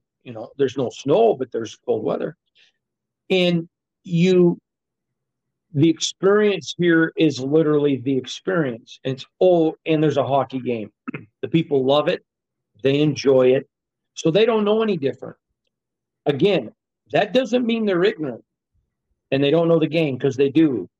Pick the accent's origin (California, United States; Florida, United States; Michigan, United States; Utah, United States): Michigan, United States; now in Las Vegas, United States; So I'm from Michigan. I'm a hockey guy. Grew up loving the Red Wings.